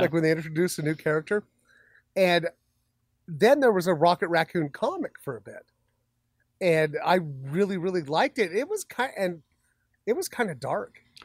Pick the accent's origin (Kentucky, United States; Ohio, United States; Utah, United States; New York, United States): Utah, United States; Magna; I went to school in the Savage Lands, you know, out in Magna